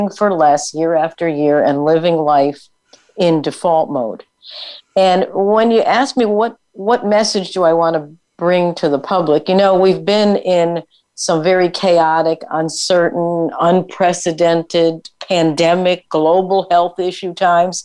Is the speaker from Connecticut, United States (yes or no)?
yes; Connecticut, United States; I grew up on the East Coast in Connecticut